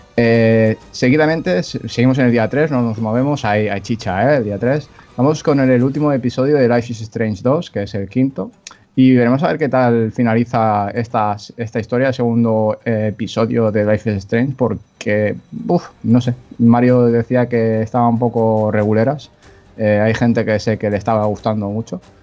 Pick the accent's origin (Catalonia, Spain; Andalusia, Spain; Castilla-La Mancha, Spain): Catalonia, Spain; soy catalán